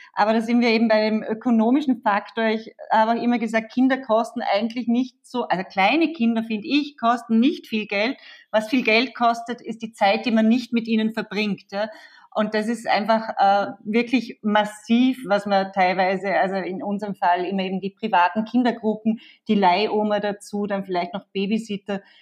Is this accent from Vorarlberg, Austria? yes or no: yes; Vorarlberg, Austria; now in Vienna, Austria; ich komme ja aus Vorarlberg, äh, lebe aber schon seit Ewigkeiten in Wien